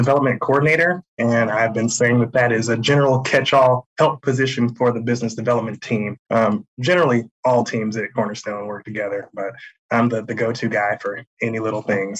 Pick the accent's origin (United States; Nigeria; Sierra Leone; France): United States; Benton Harbor, Michigan; moved away as an adult; also born or lived in Illinois / Las Vegas, Nevada / Portland, Oregon; I'm a Benton Harbor native. I was born in Illinois, raised here, but left in the year 2000 to go to college. After college, moved out west to Las Vegas. From there, moved to Portland, Oregon. And last year, in April of 2021, I moved back to Benton Harbor, Michigan